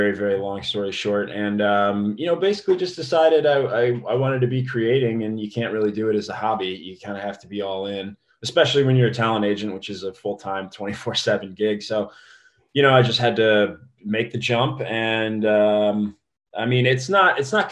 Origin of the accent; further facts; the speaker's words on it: Indiana, United States; moved away as an adult; also born or lived in Dayton, Ohio; now in Los Angeles, United States; I'm from Indiana.